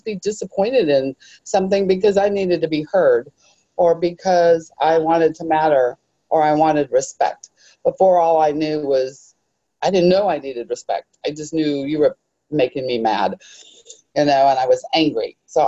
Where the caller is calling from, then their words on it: Arlington, United States; Oh, I'm from Arlington.